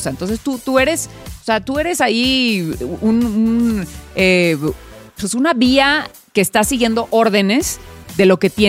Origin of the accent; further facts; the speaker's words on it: Mexicali, Baja California, Mexico; O sea, soy de Mexicali, crecí en las calles y, la base era el tope cuando jugábamos a la Trice